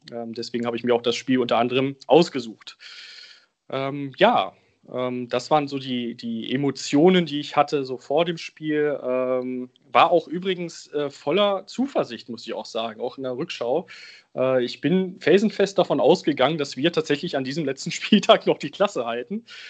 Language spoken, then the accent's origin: German; Braunschweig region, Lower Saxony, Germany; now in Bremen, Germany; Ich bin in der Region Braunschweig groß geworden und lebe jetzt in Bremen.